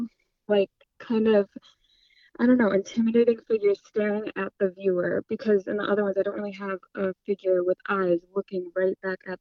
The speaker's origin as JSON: {"language": "English", "country": "United States", "said": "I'm American"}